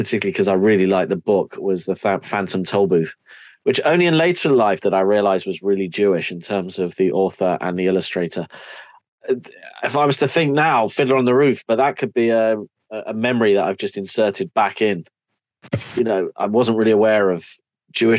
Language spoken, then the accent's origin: English; London, United Kingdom; moved away as an adult; now in Wales, United Kingdom; I'm from North London